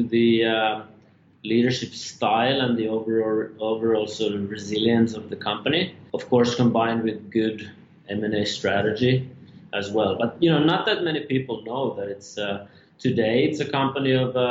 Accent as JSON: {"language": "English", "country": "Finland", "moved": "yes", "said": "I'm from Finland originally."}